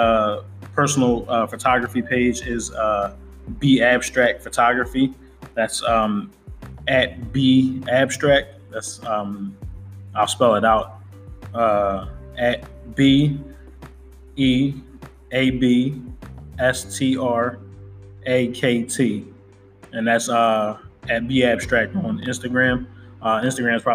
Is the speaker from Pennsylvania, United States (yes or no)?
yes; Philadelphia, Pennsylvania, United States; I'm born and raised in the city of Philadelphia. Yep, I grew up in Germantown and moved to Mount Airy.